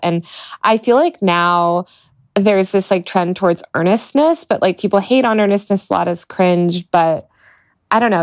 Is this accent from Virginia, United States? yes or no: no; Denver, Colorado, United States; the Denver Post, um, which is my hometown newspaper